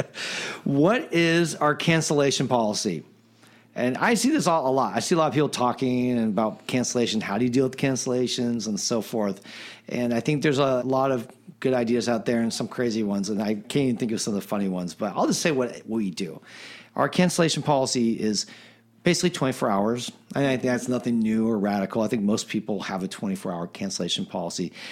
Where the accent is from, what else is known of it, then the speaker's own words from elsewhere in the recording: Silicon Valley, California, United States; now in Pasadena, United States; I grew up in Silicon Valley